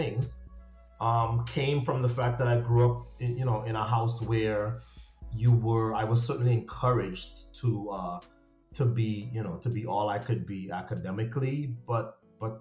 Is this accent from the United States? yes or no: no; Trinidad & Tobago; growing up in Trinidad, where the standard of education is extremely high